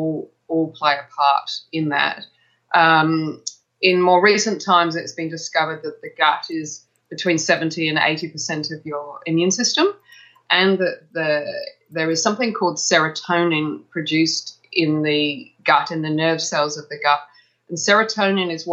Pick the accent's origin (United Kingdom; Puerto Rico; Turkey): United Kingdom; England; moved away as an adult; now in Melbourne, Australia; I come from England, and I studied as a nurse in England